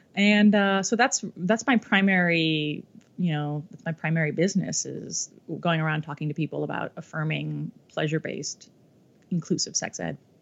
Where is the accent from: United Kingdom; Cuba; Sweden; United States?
United States; Ohio; a little baby dyke growing up in Ohio.